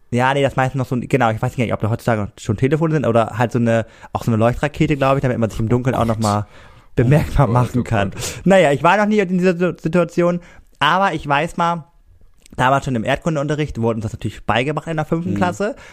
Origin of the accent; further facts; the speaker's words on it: Cuxhaven, Lower Saxony, Germany; accent: norddeutsch; moved away as an adult; now in Rostock, Germany; Cuxhaven ist ja äh, meine Heimat äh, durch und mhm. durch ähm, ich höre auch öfter mal von Schülern, dass ich wohl sehr norddeutsch rede